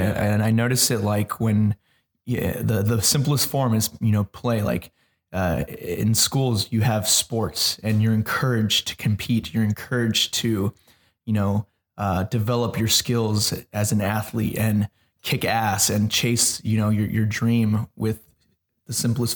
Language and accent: English; Mexico; now in United States; I still identify myself as Mexican, even though I am American. I still identify myself as Mexican because that's what I grew up in.